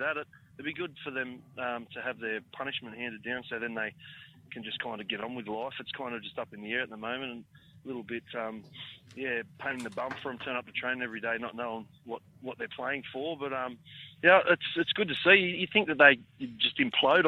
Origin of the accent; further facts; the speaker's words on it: Campbelltown, New South Wales, Australia; I'm from Campbelltown